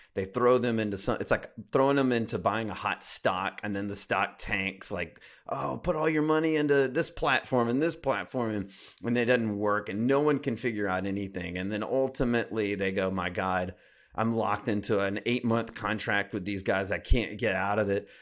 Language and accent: English; Alabama, United States; I grew up in Alabama